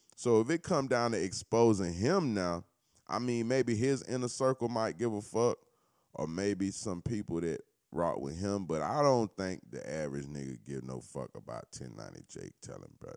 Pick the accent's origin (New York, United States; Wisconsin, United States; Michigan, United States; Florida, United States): Florida, United States; I'm not from Cali, I'm from Florida